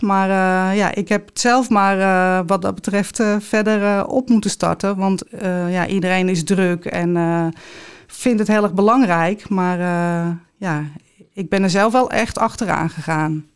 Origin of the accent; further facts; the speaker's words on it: Amsterdam, North Holland, Netherlands; Ik ben opgegroeid in de Jordaan in Amsterdam